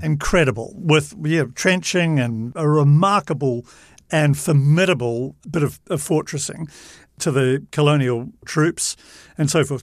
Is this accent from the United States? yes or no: no; New Zealand; As a New Zealander